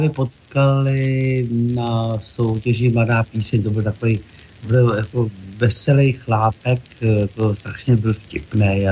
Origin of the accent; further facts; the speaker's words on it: Čadca, Žilina Region, Slovakia; Ano, zastavím, protože tam mám rodinu, mám tam maminku, e, mám tam bratra s rodinou, takže tam jezdím docela často.